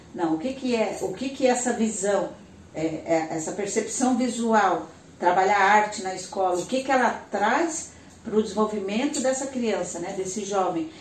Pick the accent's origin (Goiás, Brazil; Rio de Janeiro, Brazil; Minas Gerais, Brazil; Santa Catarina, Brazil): Santa Catarina, Brazil; Tubarão; moved away as an adult; also born or lived in Florianópolis; eu sou de Tubarão